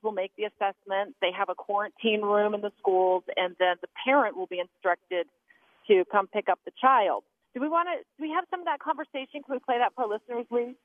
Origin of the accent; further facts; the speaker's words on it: Arizona, United States; now in Utah, United States; my home state of Arizona